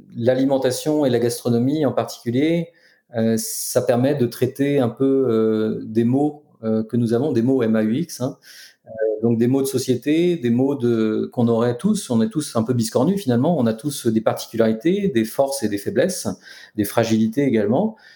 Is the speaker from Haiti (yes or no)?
no; France; je suis né en France